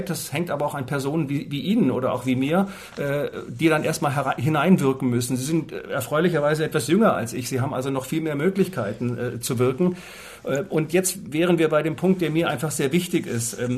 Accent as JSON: {"language": "German", "region": "Southern Germany", "country": "Germany", "tie": "born or raised there", "said": "in den Süden Deutschlands kamen, da wo ich groß geworden bin."}